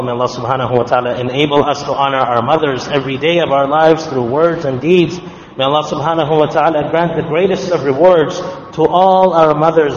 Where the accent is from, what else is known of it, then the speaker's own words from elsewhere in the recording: Canada; also born or lived in Ottawa; As Canadian Muslims